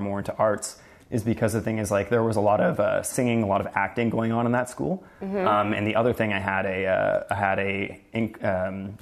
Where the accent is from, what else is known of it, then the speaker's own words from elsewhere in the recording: Sudbury, Ontario, Canada; also born or lived in Toronto; I'm from Sudbury, Ontario. I grew up there and came to Toronto when I was 19